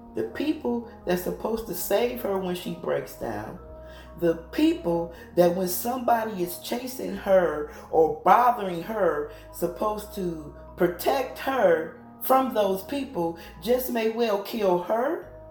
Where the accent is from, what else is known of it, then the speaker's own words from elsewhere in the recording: United States; I am American